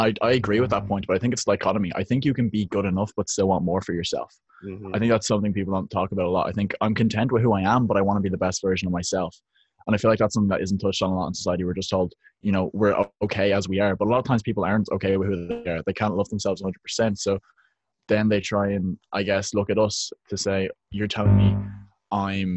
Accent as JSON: {"language": "English", "town": "Dublin", "region": "Leinster", "country": "Ireland", "said": "I'm from Dublin, Ireland, where the weather isn't so great"}